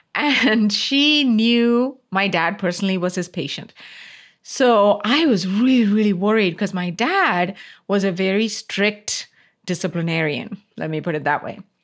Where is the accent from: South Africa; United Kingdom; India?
India; Coimbatore, Tamil Nadu; moved away; this was in South India, city called Coimbatore, which is my hometown